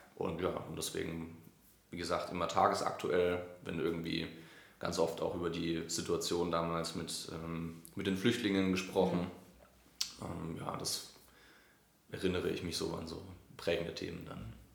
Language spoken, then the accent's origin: German; Neumarkt in der Oberpfalz, Bavaria, Germany; ich bin in äh, Neumarkt in der Oberpfalz aufgewachsen. Also das ist zwischen Nürnberg und Regensburg